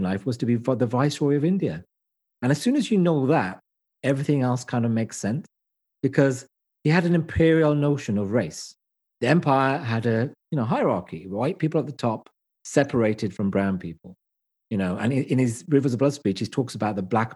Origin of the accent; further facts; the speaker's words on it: United Kingdom; I am British as I am Asian.